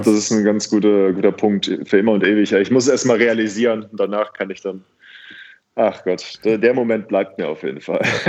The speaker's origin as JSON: {"language": "German", "town": "Cologne", "region": "North Rhine-Westphalia", "country": "Germany", "tie": "born or raised there", "also_born_or_lived": "Bergisch Gladbach", "said": "Kölscher geht es gar nicht auf der Aachener Straße aufgewachsen"}